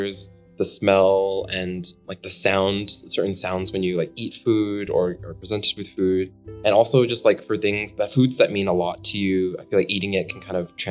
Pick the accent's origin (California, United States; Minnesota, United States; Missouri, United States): California, United States; Daly City; I was born and raised near San Francisco in kind of this neighboring city called Daly City.